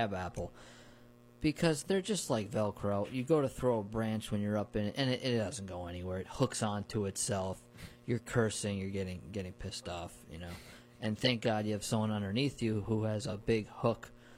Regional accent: Hudson Valley, New York, United States; I grew up near orchards in the Hudson Valley

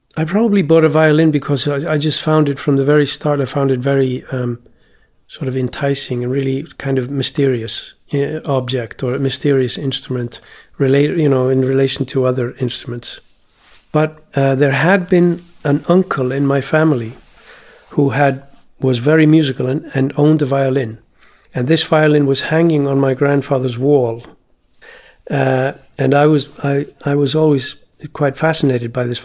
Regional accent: Iceland; when I was growing up in Iceland

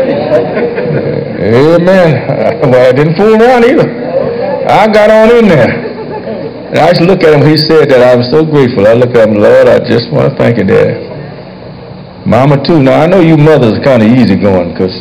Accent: Washington, District of Columbia, United States; I was born and raised right here in Southwest Washington

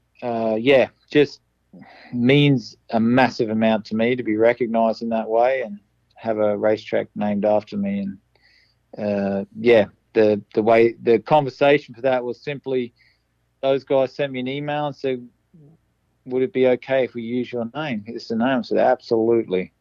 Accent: Toowoomba, Queensland, Australia; now in United States; my hometown Toowoomba

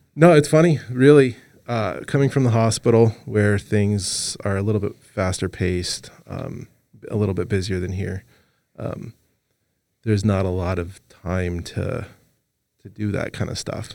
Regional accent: Los Angeles, California, United States; moved away; also born or lived in Montana; I'm originally from Los Angeles

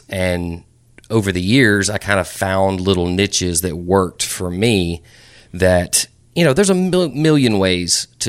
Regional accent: Brentwood, Tennessee, United States; I grew up here in Brentwood.

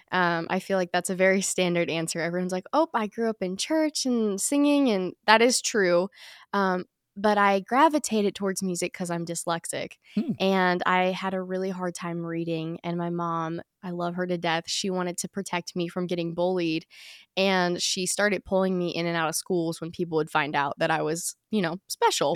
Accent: Chesapeake, Virginia, United States; I was born in Chesapeake, Virginia, or, you know, we say Virginia Beach because nobody knows where Chesapeake is

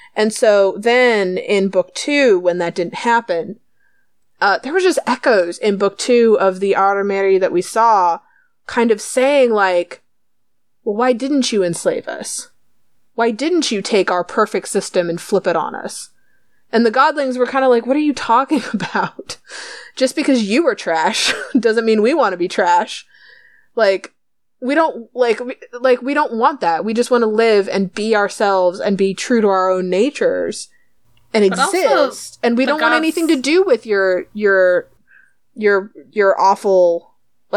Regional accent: United States; we're American

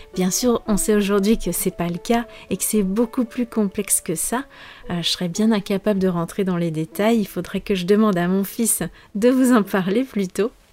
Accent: France; je suis française

